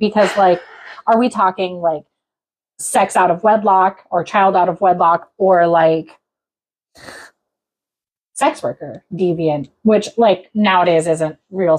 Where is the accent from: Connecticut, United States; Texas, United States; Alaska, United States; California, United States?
Alaska, United States; Well, just because I came from Alaska doesn't mean I actually know anything about the state.